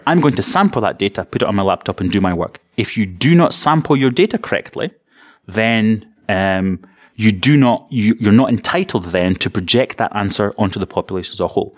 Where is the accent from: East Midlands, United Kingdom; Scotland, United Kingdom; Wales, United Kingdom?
Scotland, United Kingdom; East Coast of; I'm from the East Coast of Scotland